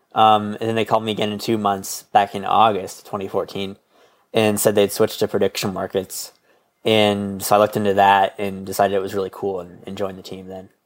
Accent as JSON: {"language": "English", "region": "Midwest", "country": "United States", "said": "I'm from the Midwest"}